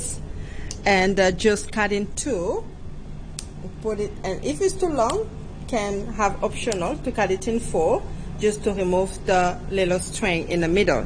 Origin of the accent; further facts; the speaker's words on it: Republic of the Congo; moved away; I'm originally from the Republic of Congo, and it's in the central of Africa.